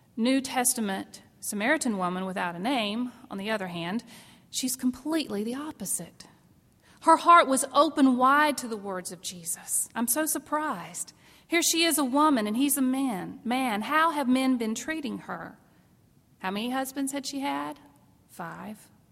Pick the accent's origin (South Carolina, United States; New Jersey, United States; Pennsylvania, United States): South Carolina, United States; I grew up in South Carolina